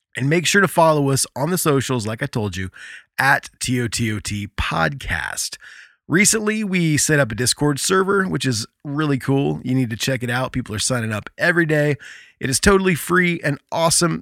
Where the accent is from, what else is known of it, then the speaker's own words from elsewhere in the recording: Indiana, United States; my home state of Indiana